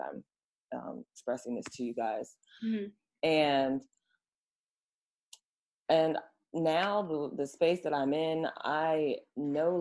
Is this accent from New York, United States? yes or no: no; Oakland, California, United States; now in Los Angeles, United States; I'm from Oakland. That's the city of the Panthers. The spirit is in me.